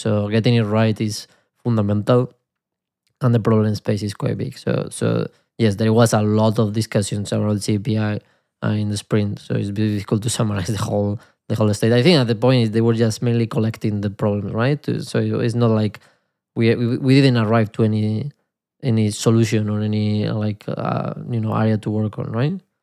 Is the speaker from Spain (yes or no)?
yes; Spain; accent: Spanish; my Spanish accent